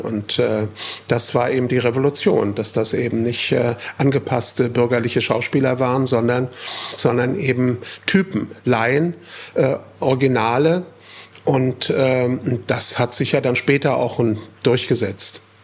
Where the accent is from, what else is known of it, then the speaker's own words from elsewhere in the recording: Frankfurt, Hesse, Germany; nach Braunheim, Stadtteil von Frankfurt, wo ich aufgewachsen bin